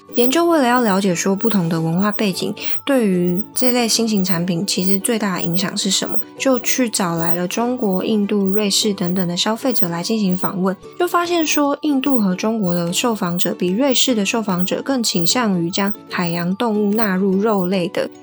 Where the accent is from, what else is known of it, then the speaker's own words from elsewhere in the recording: Taiwan; 身为台湾人的话，一定会去选择一些跟台湾贴近或是我们平常饮食习惯相关的一些食品选择